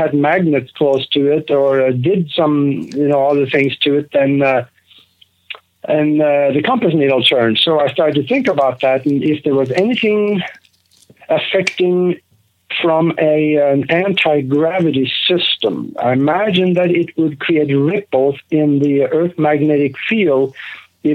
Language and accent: English; Norway; moved away as an adult; also born or lived in Minneapolis, United States; now in United States; I grew up in Norway. I grew up on a farm over there